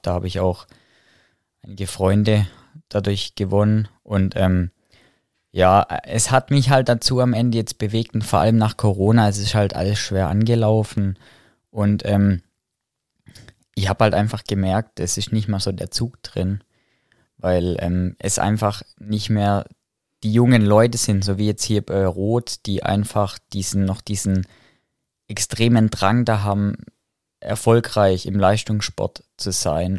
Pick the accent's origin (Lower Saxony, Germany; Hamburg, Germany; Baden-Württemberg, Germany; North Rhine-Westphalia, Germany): Baden-Württemberg, Germany; Heilbronn; bei uns in Heilbronn zum, zur RSG gegangen